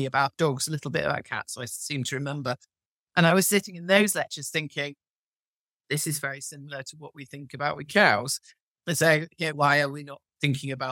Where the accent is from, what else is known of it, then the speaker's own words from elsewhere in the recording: Cheshire, North West England, United Kingdom; I come from Cheshire and there are an awful lot of cows.